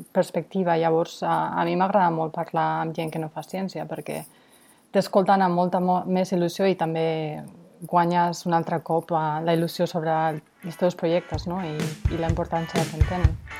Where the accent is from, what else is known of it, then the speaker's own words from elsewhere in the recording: San Sebastián, Basque Country, Spain; Catalan is a second language; moved away as an adult; also born or lived in Barcelona; now in Portland, United States; Jo sóc de Sant Sebastià, però parlo una mica de català perquè vaig estudiar a Barcelona